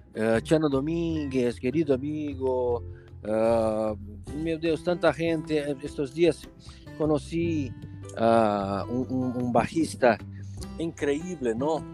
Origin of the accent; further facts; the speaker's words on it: Brazil; Spanish is a second language; moved away as an adult; now in Lisbon, Portugal; Nosotros que venimos de grandes ciudades de Brasil, ¿no? Como Río, San Paulo